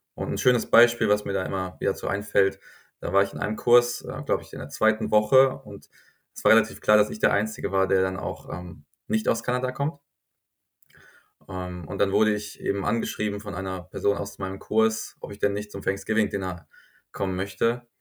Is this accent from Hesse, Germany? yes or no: yes; Groß-Gerau, Hesse, Germany; accent: German; moved away as an adult; also born or lived in Mannheim / Toronto; now in Stockholm, Sweden; über meine Heimatstadt